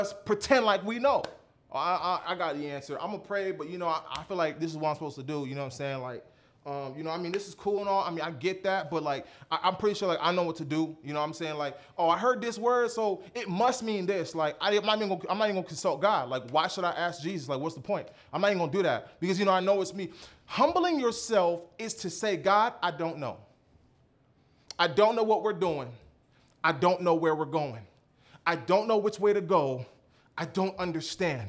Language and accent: English; Mississauga, Ontario, Canada; now in United States; I was born in Mississauga, Ontario, Canada